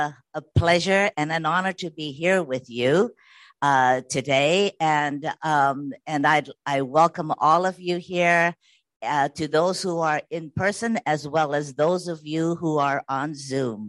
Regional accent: Hawaii, United States; moved away as an adult; also born or lived in mainland United States; I was born and raised in Hawaii, and we lived on the mainland for a few years, about 22 years, because of my husband's business.

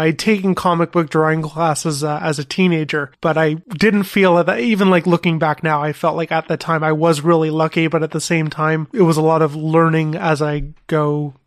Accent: Thornhill, Ontario, Canada; I grew up in Thornhill, which is north of Toronto

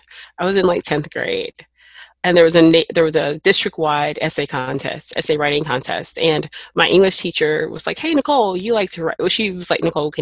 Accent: Knoxville, Tennessee, United States; moved away; also born or lived in New Mexico; I'm from Knoxville, Tennessee. That's not a small city

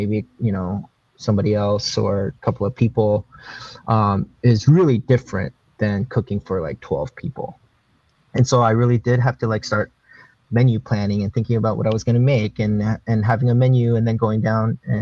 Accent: Springfield, Oregon, United States; also born or lived in Korea / New York; now in Portland, United States; I grew up in Springfield, Eugene. So I grew up in Springfield High School

